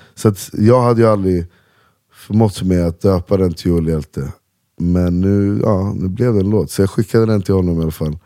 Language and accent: Swedish; Uppsala, Uppsala County, Sweden; Salabacke där jag växte upp